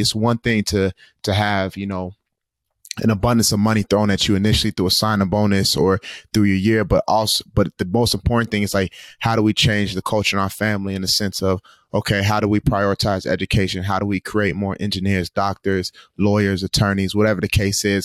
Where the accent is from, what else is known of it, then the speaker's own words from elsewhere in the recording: Tulsa, Oklahoma, United States; moved away; my hometown of Tulsa, Oklahoma